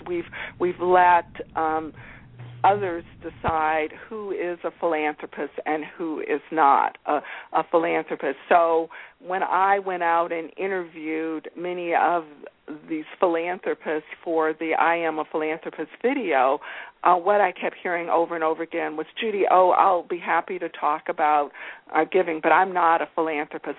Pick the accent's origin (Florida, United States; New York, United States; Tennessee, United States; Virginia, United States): Virginia, United States; Alexandria; I grew up in Alexandria, Virginia, outside of Washington, D.C., before it was a tourist destination